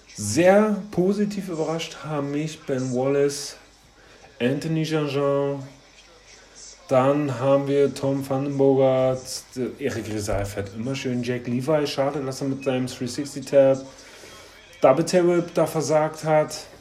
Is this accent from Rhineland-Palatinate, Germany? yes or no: no; Berlin, Germany; ich als alter Köpenicker